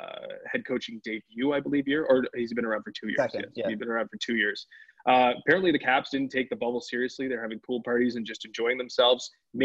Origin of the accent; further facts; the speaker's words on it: Edmonton, Alberta, Canada; born there; Born and bred in Edmonton. Yep. Well, not bred, but born in Edmonton. So I haven't been back there